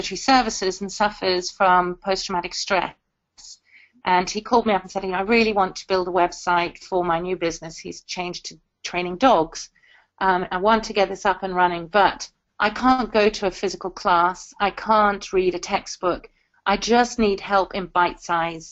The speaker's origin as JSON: {"language": "English", "country": "South Africa", "tie": "born or raised there", "moved": "yes", "lives_now": "United Kingdom"}